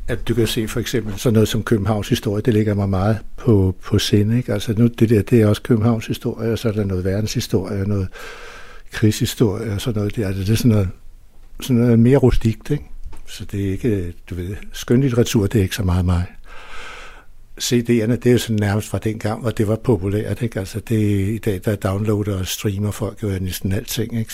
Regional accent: Copenhagen, Capital Region of Denmark, Denmark; i princippet er jeg jo født ude på Vesterbro i Hedebygade, eller ikke født der, men der boede vi ude de to første

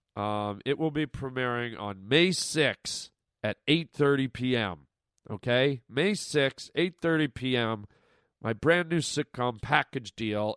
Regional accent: Canada; now in United States; all my Canadian friends listening right now, my fi- my fellow countrymen and women

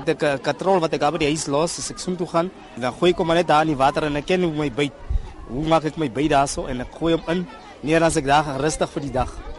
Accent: Bloemhof, North West, South Africa; now in Johannesburg, South Africa; ek kom daar van Bloemhof af. My ma bly in Bloemhof in daar in Boitumelo.

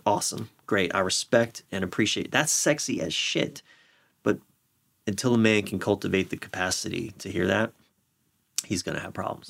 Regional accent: Maryland, United States; my home state of Maryland

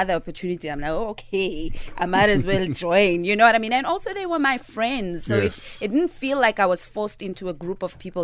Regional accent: Johannesburg, Gauteng, South Africa; we grew up in Hillbro, Beria

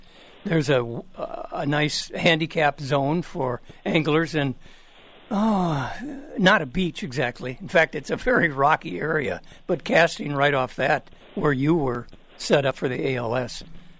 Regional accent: Minnesota, United States; I was from Minnesota

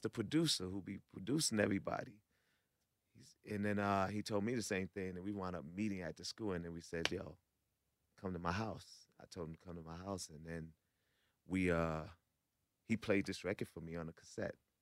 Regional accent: New York, United States; I'm from New York

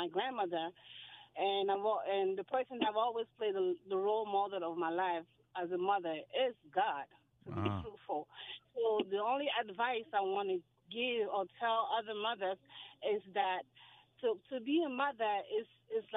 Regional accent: Cameroon; moved away; I'm from originally from Cameroon

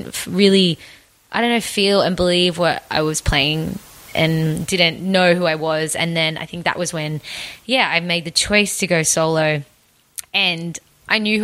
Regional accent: Tamworth, New South Wales, Australia; I grew up in Tamworth

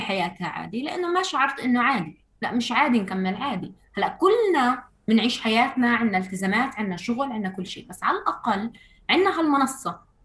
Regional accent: Ramallah, West Bank, Palestine; محيط مدينتي رام الله

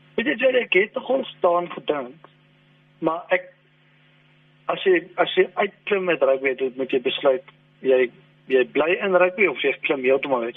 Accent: South Africa; also born or lived in England; ons as Suid-Afrikaners

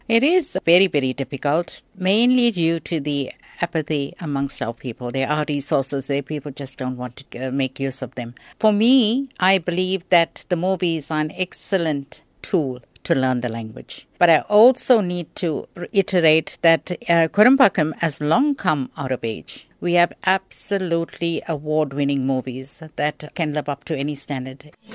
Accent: South Africa; I'm a South African

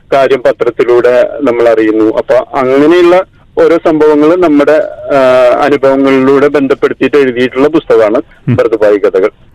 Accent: Perumbilavu, Kerala, India; now in Dubai, United Arab Emirates; Bur Dubai എനിക്ക് എന്റെ നാട് പെരുമ്പിലാവ് പോലെ തന്നെ

